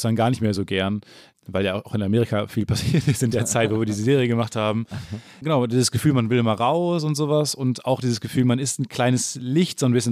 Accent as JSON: {"language": "German", "town": "Kamen", "region": "North Rhine-Westphalia", "country": "Germany", "tie": "born or raised there", "said": "Kam, wo ich herkomme, 30.000"}